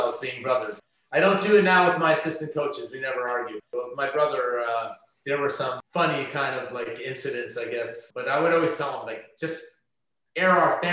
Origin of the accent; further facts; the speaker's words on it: Caldwell, New Jersey, United States; also born or lived in West New York, New Jersey; We grew up on Cavell Place in Caldwell, which had a lot of kids back in those days